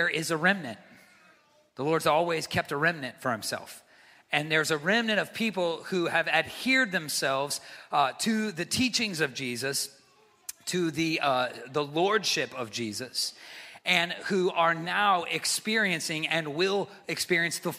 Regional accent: United States; as the American church

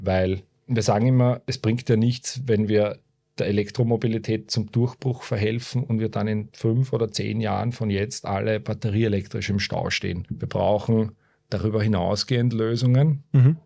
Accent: Baden, Lower Austria, Austria; moved away as an adult; also born or lived in Vienna / Germany / China; Bin äh, aufgewachsen in Baden, einem äh, kleinen verschlafenen Städtchen im Süden von Wien.

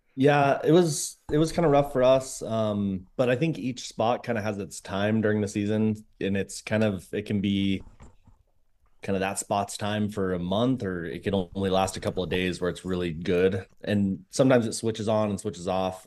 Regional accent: San Diego, California, United States; moved away; I grew up in San Diego

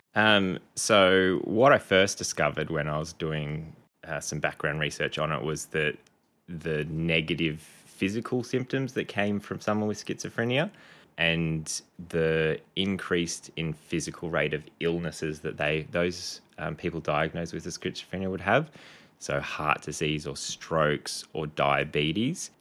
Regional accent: Canberra, Australian Capital Territory, Australia; moved away as an adult; also born or lived in Townsville; now in Gold Coast, Australia; I grew up mostly in Canberra. I was born in Townsville, um, and then when I was six, family moved down to Canberra.

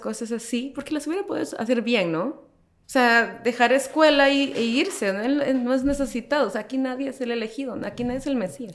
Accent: El Salvador; now in Guatemala; yo crecí en El Salvador

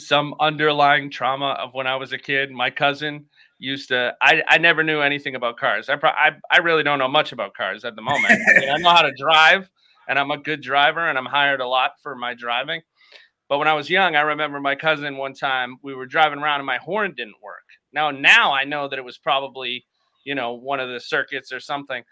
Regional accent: Boston, Massachusetts, United States; I'm from Boston, so, and close to Brockton

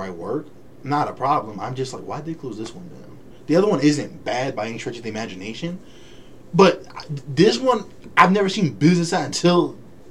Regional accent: California, United States; now in Colorado Springs, United States; we're from California

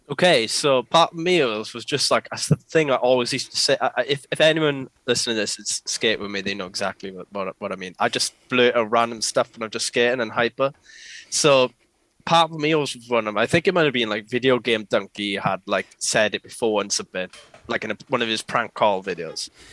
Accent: Port Talbot, Wales, United Kingdom; I am a filmer from South Wales, uh, to be precise, or Patoilet as some people may know it as.

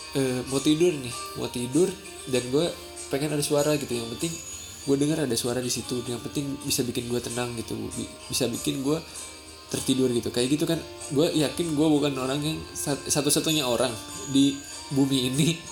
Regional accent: Sundanese lands, Tanah Sunda, Indonesia; first language Sundanese; Indonesian is a second language; moved away as an adult; aslinya gua tuh asli dari tanah Sunda gitu. Jadi, gua kelahiran Sunda, dan selama dua puluh dua tahun itu dari gua lahir sampai gua kuliah, eh, itu tuh pakai kata Sunda

